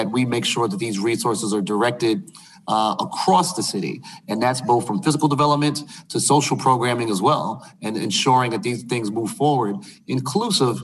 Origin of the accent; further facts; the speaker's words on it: Brooklyn, New York, United States; moved away; my hometown, for example, in Brooklyn